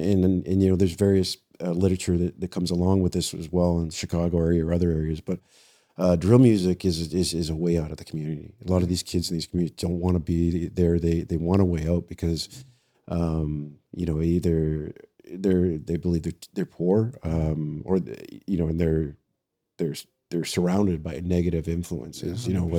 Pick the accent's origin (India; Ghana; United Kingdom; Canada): Canada; London, Ontario; now in Toronto, Canada; I was born and raised in London. I spent some time in the correctional system there with young offenders and then with adults. And then I actually applied to Toronto and they hired me.